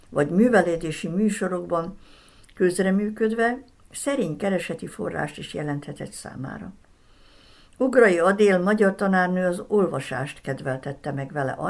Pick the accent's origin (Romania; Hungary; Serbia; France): Serbia; Sombor, Vojvodina; szülővárosom Zombor, néhány kulturális rendezvény, valamint a színjátszás feltétel nélküli szeretetének az összefüggésében.